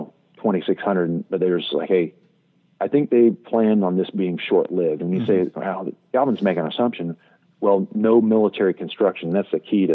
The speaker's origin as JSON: {"language": "English", "region": "Kansas", "country": "United States", "tie": "born or raised there", "moved": "yes", "said": "a young guy from growing up in Kansas"}